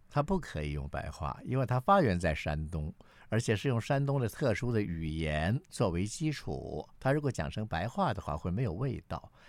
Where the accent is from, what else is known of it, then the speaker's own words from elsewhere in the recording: Taichung, Taiwan; 我是生在台中，长在台中的台湾人。不过我的祖籍是在中国大陆的河北省